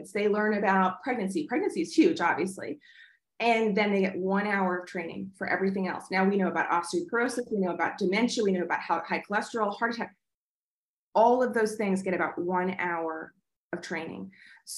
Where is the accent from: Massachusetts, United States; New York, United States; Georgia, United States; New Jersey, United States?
New York, United States; moved away; I'm originally from New York